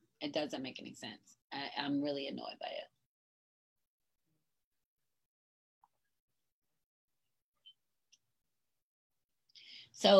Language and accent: English; United States; I'm proud to be an American and I'm a Black American